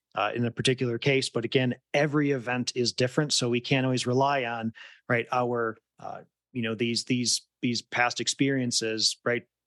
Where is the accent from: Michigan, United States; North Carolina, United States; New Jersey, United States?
Michigan, United States; West; moved away; growing up in West Michigan